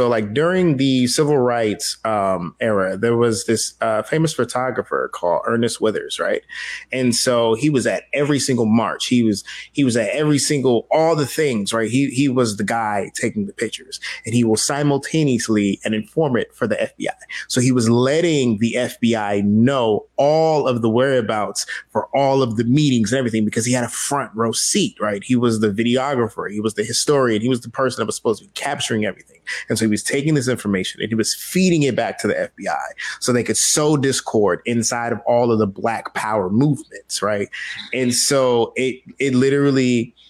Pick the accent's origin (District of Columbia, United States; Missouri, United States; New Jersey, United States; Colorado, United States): District of Columbia, United States; Washington; I am from South and Northeast DC.